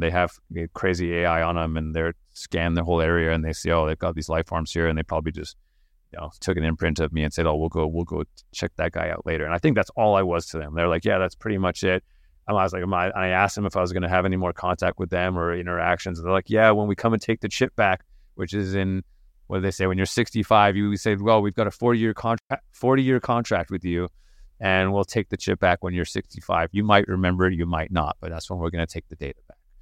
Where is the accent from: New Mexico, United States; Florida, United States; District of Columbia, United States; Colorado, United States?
New Mexico, United States; Santa Fe; also born or lived in England; I grew up in Santa Fe, New Mexico